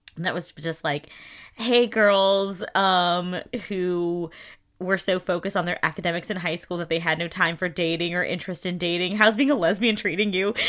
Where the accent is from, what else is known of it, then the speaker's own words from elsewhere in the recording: the South, United States; I'm from the South